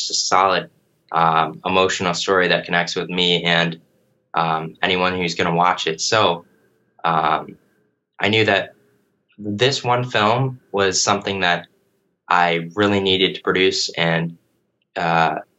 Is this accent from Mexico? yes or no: no; Sandusky, Ohio, United States; Sandusky, Ohio, which is my hometown